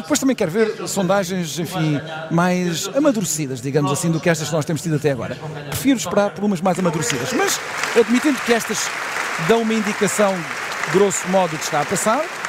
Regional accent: Setúbal, Portugal; de onde eu sou originário, nascido e criado em Setúbal, na cidade de Setúbal

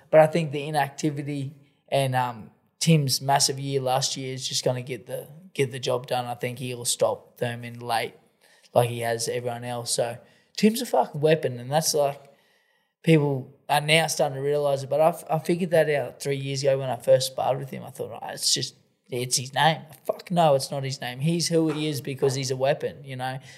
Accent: Australia; I'm the Australian ….

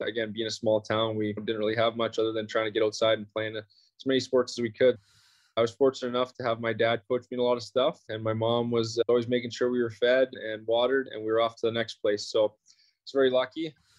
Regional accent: Melville, Saskatchewan, Canada; Small town, not really much going on. My dad's school teacher.

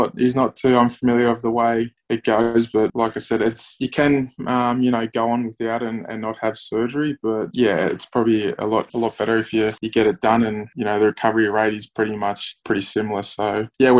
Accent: Wollongong, New South Wales, Australia; I grew up in Wollongong.

